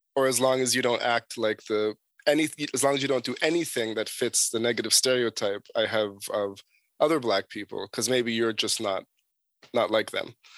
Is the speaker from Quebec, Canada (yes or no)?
no; Toronto, Ontario, Canada; where I grew up in Toronto